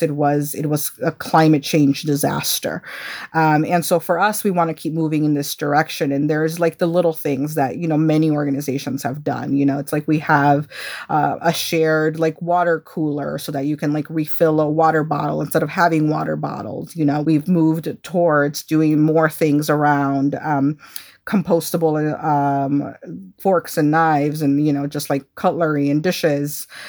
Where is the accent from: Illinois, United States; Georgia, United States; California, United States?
Illinois, United States; Chicago; growing up in Chicago